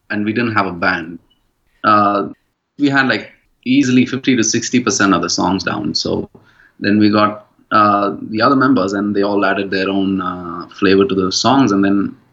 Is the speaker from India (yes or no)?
yes; India; we're from India